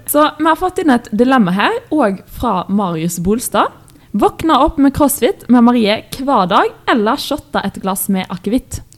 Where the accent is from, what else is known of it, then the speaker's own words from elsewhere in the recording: Stord, Vestland, Norway; accent: Stord dialect; stord er nydelig. Vi er jo litt uenige i det, for eh, du syns at min dialekt er styggest